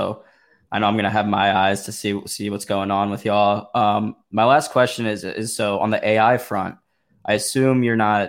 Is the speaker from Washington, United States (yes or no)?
no; St. Louis, Missouri, United States; I'm from St. Louis, Missouri